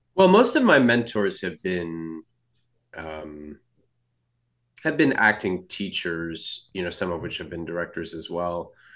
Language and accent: English; California, United States; I grew up in California